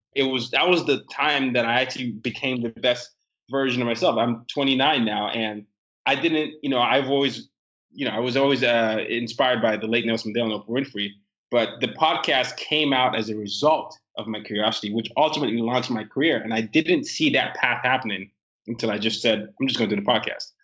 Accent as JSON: {"language": "English", "country": "Nigeria", "moved": "yes", "lives_now": "United States", "said": "I am a Nigerian"}